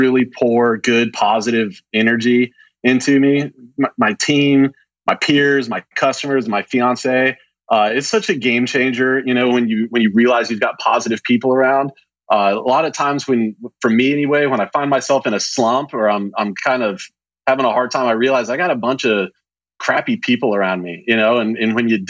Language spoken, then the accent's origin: English; Pensacola, Florida, United States; born or raised there; now in Dallas, United States